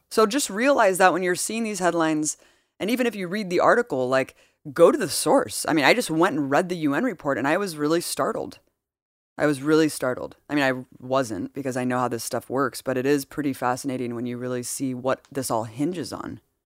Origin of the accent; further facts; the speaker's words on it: United States; as American citizens